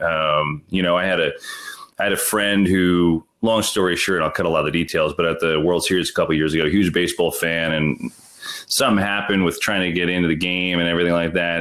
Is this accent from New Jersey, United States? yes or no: yes; Bloomfield, New Jersey, United States; growing up in Bloomfield, New Jersey